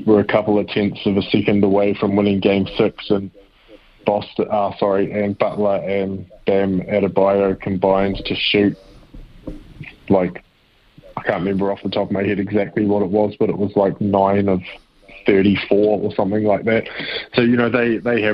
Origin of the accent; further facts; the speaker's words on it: New Zealand; also born or lived in Kansas City; being a Kiwi